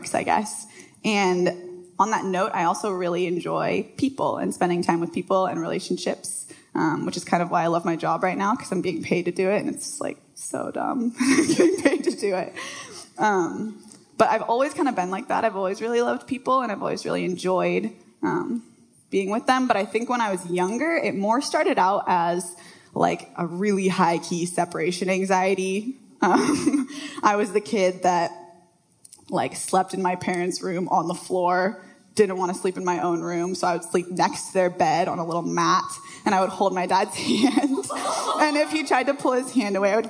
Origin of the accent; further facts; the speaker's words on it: Bellevue, Washington, United States; I grew up in Bellevue, so not far from here. Went to Bellevue High School.